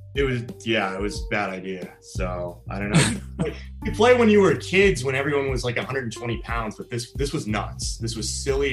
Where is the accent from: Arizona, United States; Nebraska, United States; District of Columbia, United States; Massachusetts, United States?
District of Columbia, United States; Washington; moved away as an adult; also born or lived in Los Angeles / Florida / San Diego; I'm from Washington, D.C., so I'm from the East Coast.